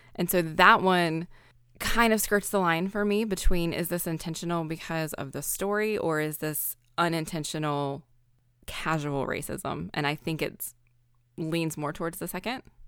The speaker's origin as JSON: {"language": "English", "region": "American South", "country": "United States", "said": "I am from the American South"}